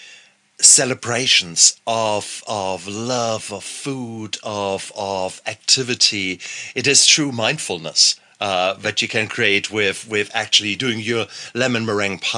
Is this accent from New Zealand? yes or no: no; Germany; moved away; I come from Germany